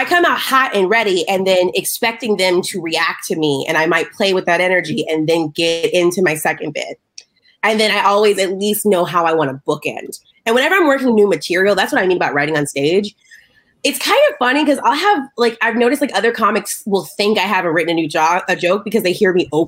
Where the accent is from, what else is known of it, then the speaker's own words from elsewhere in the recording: the South, United States; I'm from the South